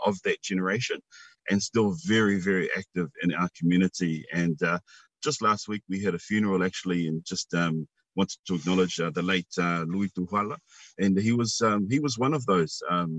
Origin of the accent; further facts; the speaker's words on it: Wellington, New Zealand; now in Auckland, New Zealand; I was raised in Wellington